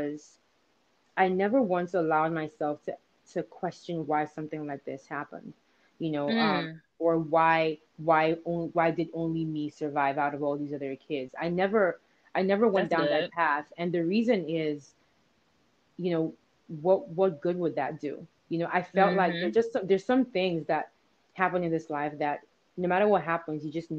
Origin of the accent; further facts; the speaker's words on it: Nigeria; growing up in Nigeria